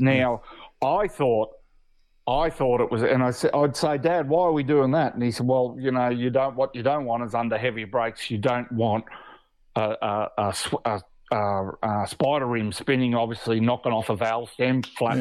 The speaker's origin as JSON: {"language": "English", "region": "Queensland", "country": "Australia", "said": "I'm a Queenslander"}